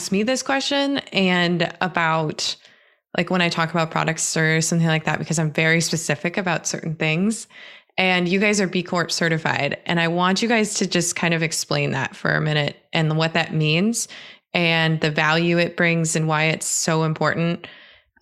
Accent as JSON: {"language": "English", "region": "Southern Michigan", "country": "United States", "tie": "born or raised there", "said": "I grew up in Southern Michigan"}